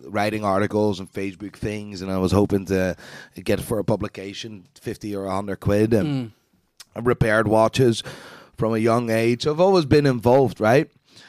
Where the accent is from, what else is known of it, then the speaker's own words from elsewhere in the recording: Amsterdam, North Holland, Netherlands; English is a second language; now in Belfast, United Kingdom; Born and raised in Amsterdam.